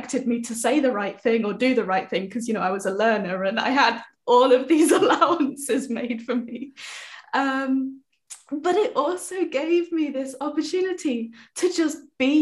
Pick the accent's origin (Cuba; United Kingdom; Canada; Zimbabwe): United Kingdom; accent: British English; first language English; my first language is British English